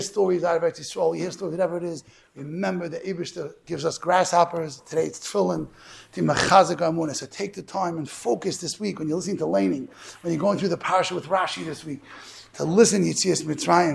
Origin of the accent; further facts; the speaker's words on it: New York City, New York, United States; I'm from Borough Park